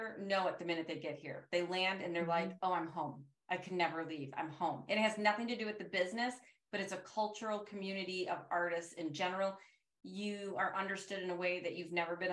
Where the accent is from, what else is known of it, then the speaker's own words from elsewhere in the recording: Detroit, Michigan, United States; moved away as an adult; I'm from Detroit and there wasn't a lot of industry there